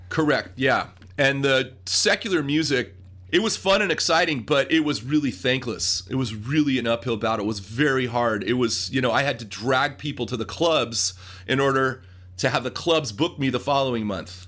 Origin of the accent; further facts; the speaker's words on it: Los Angeles, California, United States; growing up in the Brentwood, Pacific Palisades area of Los Angeles